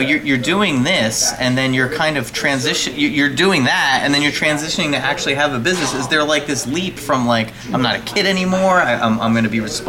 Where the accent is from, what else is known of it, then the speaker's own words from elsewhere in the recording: Highlands, New Jersey, United States; I'm from Highland